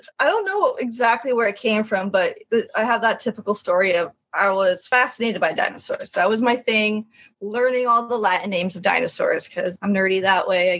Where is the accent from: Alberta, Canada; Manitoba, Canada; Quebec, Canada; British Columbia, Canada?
Quebec, Canada; also born or lived in Connecticut; I was born in Quebec, which is the French part of Canada.